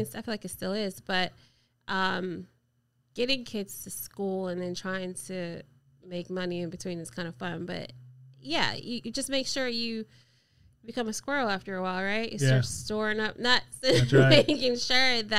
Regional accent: Montego Bay, Saint James, Jamaica; also born or lived in Metro Richmond; now in Richmond, United States; I am originally from Montego Bay, Jamaica

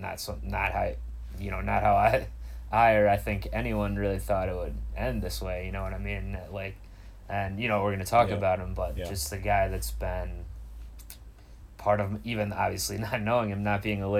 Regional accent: Cleveland, Ohio, United States; now in Los Angeles, United States; my hometown of Cleveland

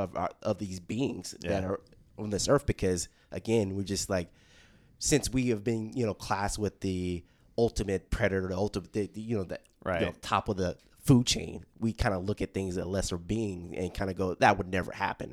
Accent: Southern US, United States; So again, I'm going to mention I'm from the South. And I grew up for about almost 8 years on a farm.

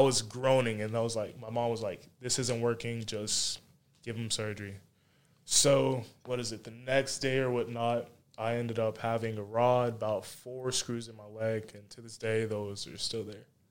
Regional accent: Charlotte, North Carolina, United States; also born or lived in Monroe; I was born in Charlotte, basically grew up in Charlotte, grew up in Monroe a little bit too

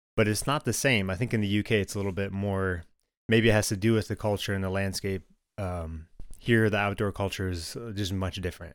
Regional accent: Michigan, United States; I grew up in Michigan

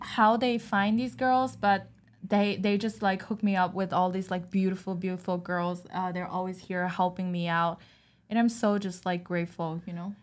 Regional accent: China; moved away; I was born and raised in China

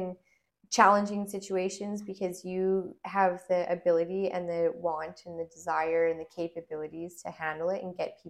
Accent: Alberta, Canada; And I was like, hey, guys, I'm here from Alberta.

